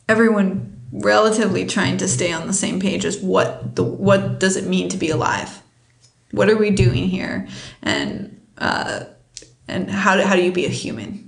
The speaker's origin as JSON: {"language": "English", "country": "United States", "said": "I'm an American"}